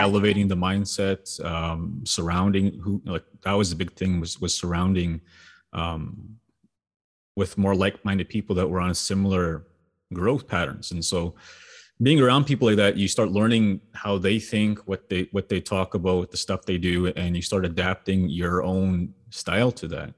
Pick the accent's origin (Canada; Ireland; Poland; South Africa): Canada; Sweetgrass First Nation, Saskatchewan; growing up in Sweetgrass